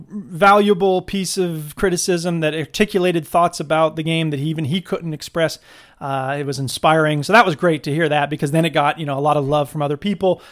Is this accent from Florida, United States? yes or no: yes; Florida, United States; now in Wisconsin, United States; I'm from Florida